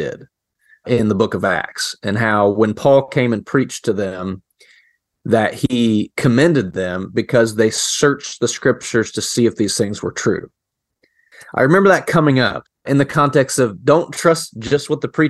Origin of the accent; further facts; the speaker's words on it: North Central Appalachia, United States; Jacob and I met in Dallas, although we are both from North Central Appalachia